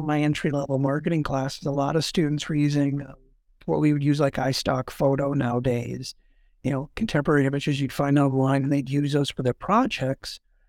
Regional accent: Sioux Falls, South Dakota, United States; So I'm born and raised here in Sioux Falls.

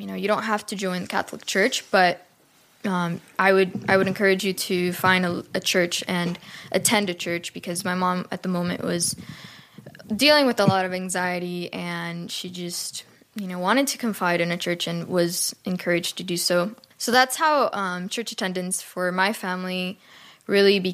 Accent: Cuba; I was born and raised in Cuba

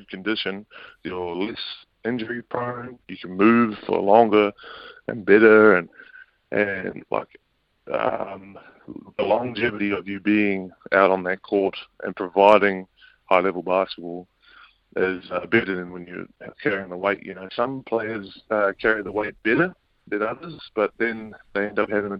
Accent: Auckland, New Zealand; I was brought up out west in Auckland

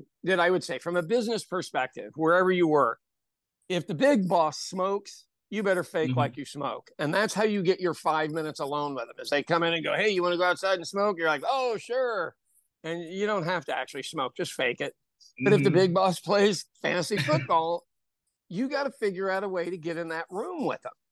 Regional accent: Ireland; As an Irish person

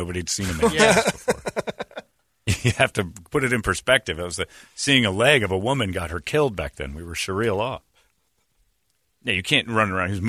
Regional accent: Indiana, United States; also born or lived in West Virginia; Yeah, I was raised in Indiana and West Virginia.

